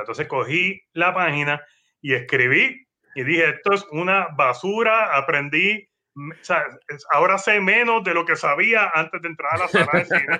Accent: Guaynabo, Puerto Rico; para el periódico de mi pueblo, que es Guaynao.

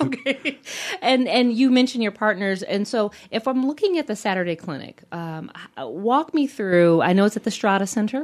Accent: Midwest, United States; a fellow Midwesterner

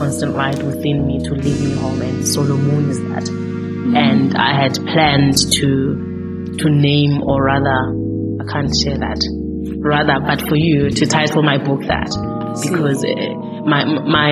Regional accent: Eastern Cape, South Africa; also born or lived in Soweto; now in Johannesburg, South Africa; I was born in Soweto, grew up in the Eastern Cape with my grandmother, and then 1999 I came up to Johannesburg and I have never left.

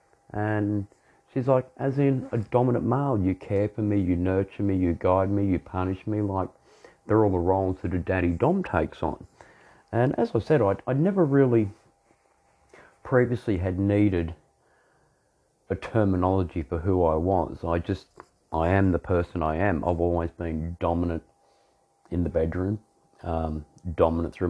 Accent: Australia; I'm an Australian dominant male

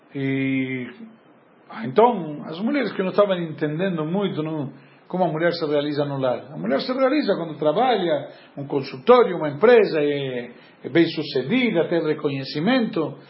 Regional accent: Argentina; moved away; Eu, como bom argentino

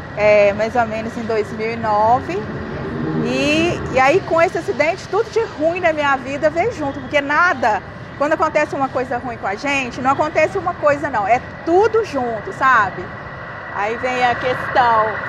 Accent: Cerrado, interior of Minas Gerais, Brazil; eu passei a minha infância toda no Cerrado

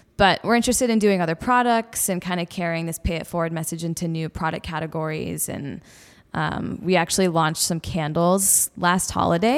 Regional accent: Detroit, Michigan, United States; I grew up in the Midwest. Love the Midwest. I'm from Detroit area originally.

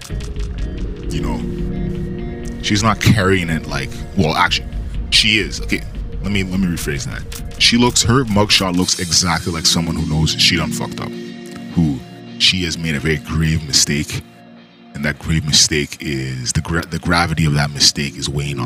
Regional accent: Canada; I'm Canadian

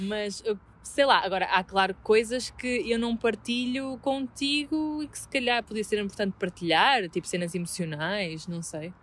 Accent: Vila Nova de Gaia, Norte, Portugal; estou na minha terra

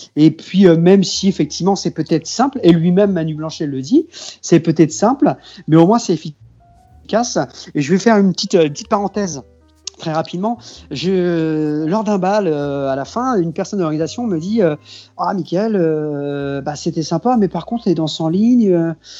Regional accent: near Cholet, Pays de la Loire, France; je viens du Maine-et-Loire, moi, du côté de Cholet

